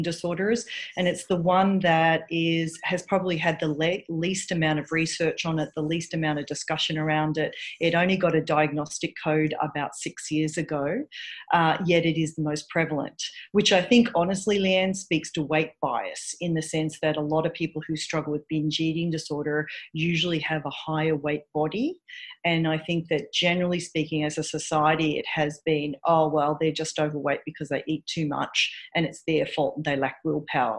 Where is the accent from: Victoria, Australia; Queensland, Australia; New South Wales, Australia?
Victoria, Australia; Melbourne; moved away as an adult; now in New York City, United States; I'm originally from Australia, from Melbourne, and I came out, I live here in New York City now.